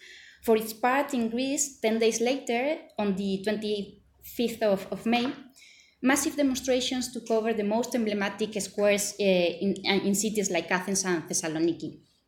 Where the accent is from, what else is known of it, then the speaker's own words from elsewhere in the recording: Madrid, Community of Madrid, Spain; Madrid, my hometown.